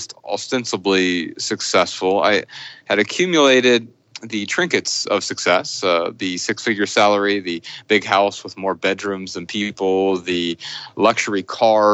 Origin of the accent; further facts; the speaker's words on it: Dayton, Ohio, United States; I grew up in Dayton, Ohio